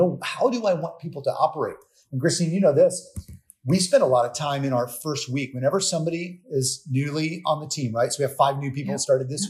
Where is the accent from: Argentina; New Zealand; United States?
United States; Florida; I'm from Florida. I instantly think about the sun going over the Gulf